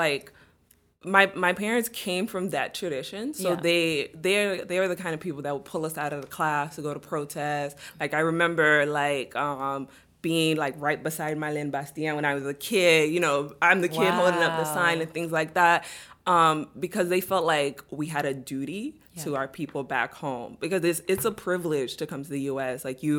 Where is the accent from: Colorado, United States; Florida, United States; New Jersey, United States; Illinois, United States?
Florida, United States; Miami; also born or lived in Cap-Haïtien, Haiti / Turks and Caicos; and we left and went to Turks and Caicos for a while, and then eventually ended up here in Miami. So I grew up most of my life in Miami.